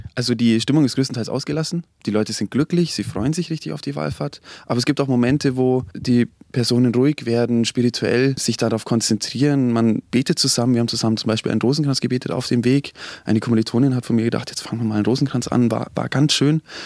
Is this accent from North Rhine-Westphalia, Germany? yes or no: no; Oberammergau, Bavaria, Germany; ich komme aus Oberammergau